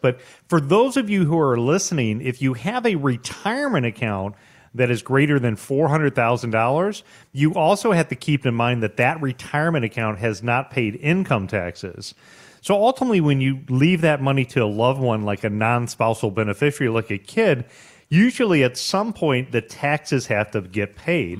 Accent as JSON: {"language": "English", "country": "United States", "said": "as an American"}